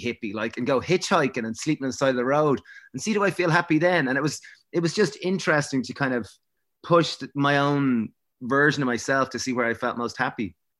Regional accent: Greystones, County Wicklow, Ireland; growing up in Greystones and going to, you know, we went to a, a kind of Prez in Bray

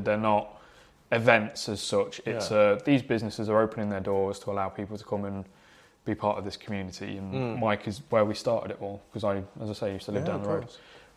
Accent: Derbyshire, East Midlands, United Kingdom; moved away as an adult; also born or lived in Southend; now in Hertfordshire, United Kingdom; I'm from Derbyshire, which is the furthest away culturally that you can get from London

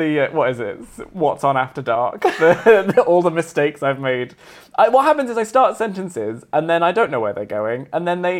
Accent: Warrington, North West England, United Kingdom; So I'm from Warrington, which is in between Manchester and Liverpool.

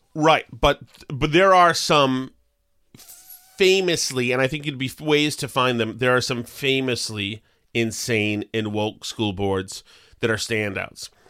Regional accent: Winchester, Massachusetts, United States; Melrose and Winchester, which, which is my hometown

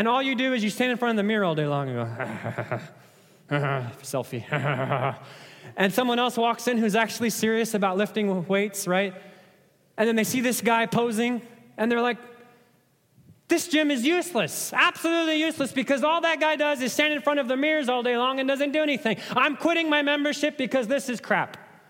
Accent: Nairobi, Kenya; Let me illustrate with a story from growing up in Africa, right? Those of you that watch track and field running, you know that Kenyans love to run, right? I was born in Nairobi, Kenya.

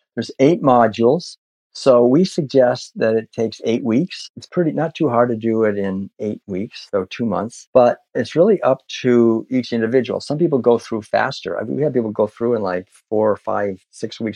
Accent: Concord, Massachusetts, United States; growing up in Concord, Massachusetts

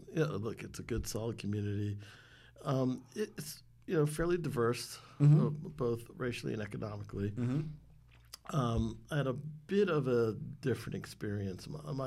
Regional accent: White Plains, New York, United States; I'm from White Plains, New York. Born and raised.

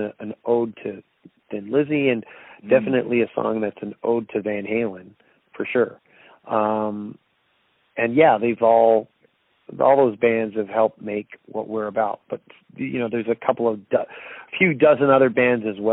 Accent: Toronto, Ontario, Canada; Toronto's my hometown

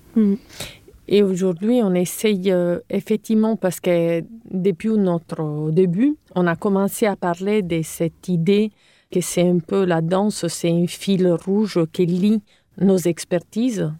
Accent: Cagliari, Sardinia, Italy; accent: Italian; French is a second language; moved away as an adult; also born or lived in Rome; now in France; je suis italienne, comme vous pouvez l'entendre. Donc, euh, j'ai hum, grandi en Sardaigne. Euh, ma ville natale s'appelle Cagliari

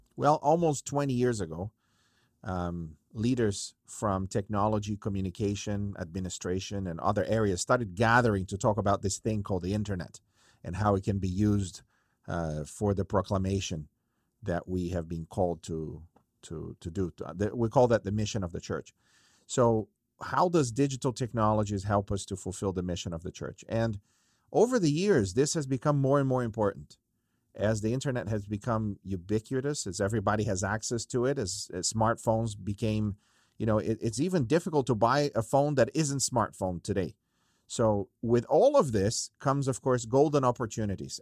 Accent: Brazil; moved away; I grew up in Brazil

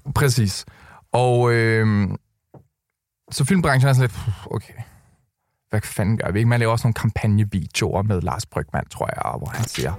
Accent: Køge, Zealand, Denmark; da jeg boede hjemme i Køge

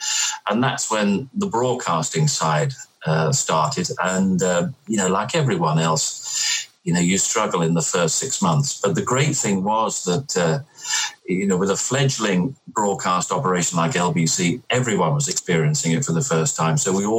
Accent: London, United Kingdom; And no, I grew up in southeast London, right. Around Charlton and Blackheath

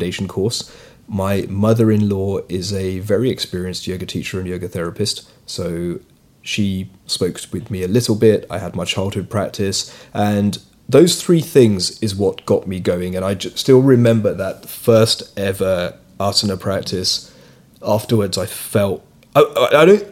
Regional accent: London, United Kingdom; So I'm British, but I'm of Indian origin. My parents are immigrants from East Africa, so I was born in the UK. I grew up here.

